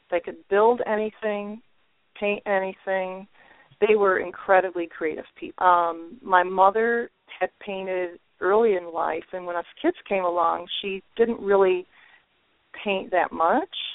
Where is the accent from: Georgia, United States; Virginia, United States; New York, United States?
New York, United States; Waverly; I grew up in uh, the village of Waverly, New York, which is where I currently live again.